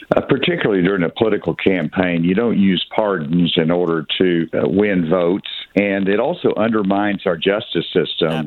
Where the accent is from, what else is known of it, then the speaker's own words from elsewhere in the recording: Arkansas, United States; I grew up in the South. Mm-hmm. I'm from Arkansas